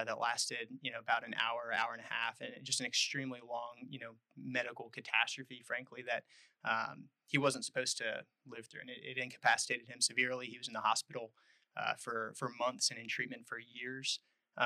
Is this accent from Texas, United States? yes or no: yes; Texas, United States; moved away as an adult; I was born in Texas. Family has a long history there in the Texas Hill Country, west of Austin, a couple of hours.